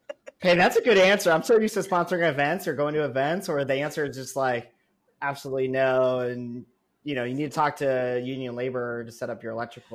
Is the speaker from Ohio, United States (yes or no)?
yes; Northeast Ohio, United States; moved away; also born or lived in Seattle; So I grew up in Northeast Ohio, which we talked about before we were recording. And you know, we grew up in middle class, but we didn't have a ton of money.